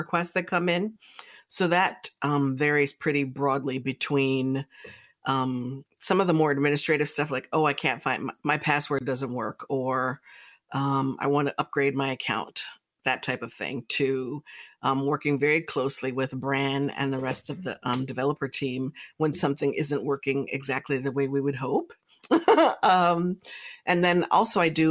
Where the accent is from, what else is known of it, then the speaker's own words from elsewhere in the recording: New Jersey, United States; now in North Carolina, United States; I'll say I'm from New Jersey because that's where I went to school. So yes, I'm from New Jersey in the United States, obviously. And I currently live in North Carolina.